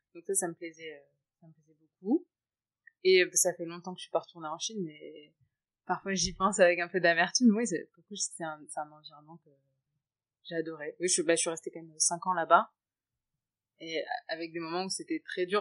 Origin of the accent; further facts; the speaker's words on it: France; now in Shanghai, China; je suis française et d'origine indienne